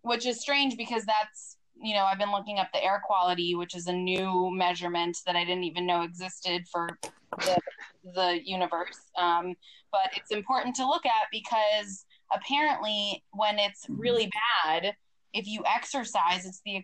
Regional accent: Boston, Massachusetts, United States; moved away as an adult; also born or lived in Sarajevo, Bosnia / Germany; now in Santa Monica, United States; Grew up in the Boston area.

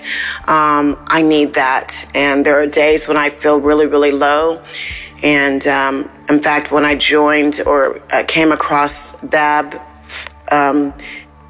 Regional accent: Oklahoma, United States; moved away as an adult; now in Georgia, United States; I'm from Oklahoma, but moved here. 2 years ago, 2.5 years ago, because of marriage

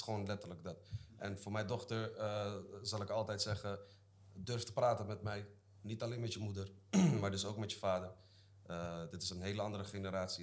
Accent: Zeeland, Netherlands; ik kom uit Zeeland, hè, dat is de kontgat van Nederland.

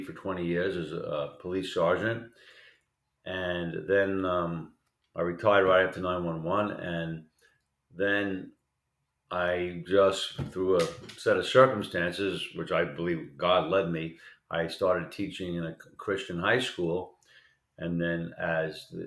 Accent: New York City, New York, United States; I was kind of like a naive kid, even though I grew up in Queens

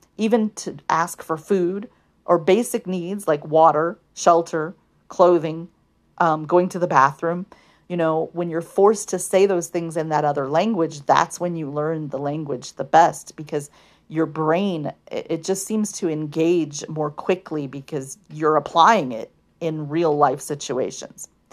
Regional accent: United States; first language English; those of us in the United States of America, born and raised in U S

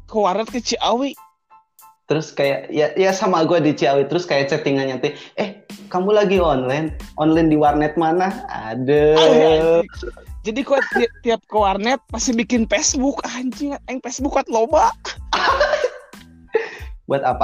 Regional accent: Bogor, West Java, Indonesia; asli gue nuturan Bogor ada turunan Belandanya Uganda sih

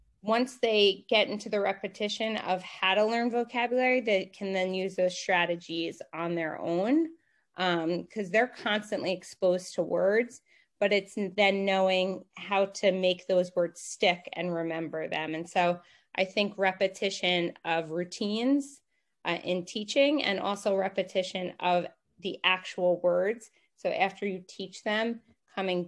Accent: New York, United States; moved away as an adult; also born or lived in Mongolia; I am born and raised in New York, and I'm currently living and teaching in New York as well

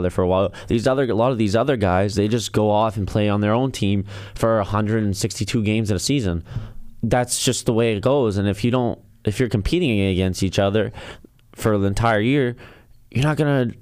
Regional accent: United States; As an American

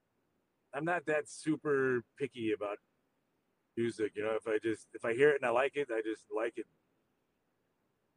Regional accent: Arkansas, United States; where I grew up there in Arkansas

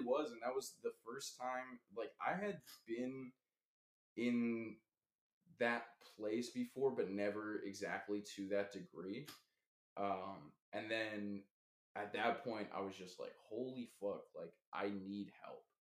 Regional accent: Los Angeles, California, United States; also born or lived in Washington; I moved from Washington to Los Angeles, back to Los Angeles where I'm from.

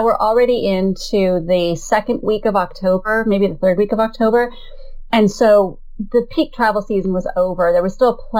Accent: United States; We're very American that way

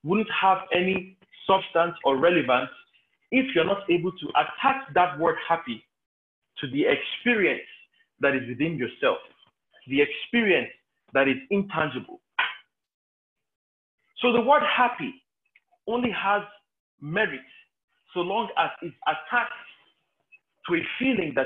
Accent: Nigeria; growing up in Nigerian homes

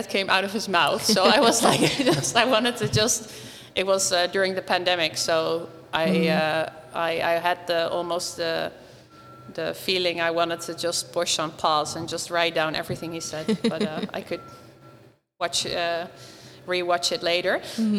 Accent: Nijmegen, Gelderland, Netherlands; born or raised there; moved away

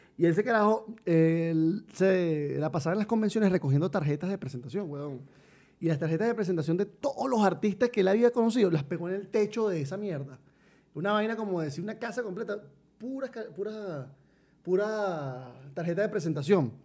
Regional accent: Venezuela; moved away as an adult; also born or lived in Colombia / Mexico; somos venezolanos

